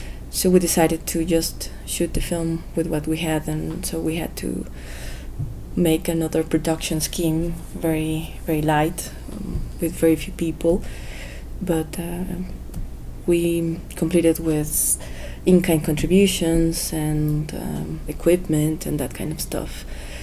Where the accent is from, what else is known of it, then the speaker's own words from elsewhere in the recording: Guanajuato, Mexico; I went to my hometown to shoot the movie because I felt safe in Guanajuato.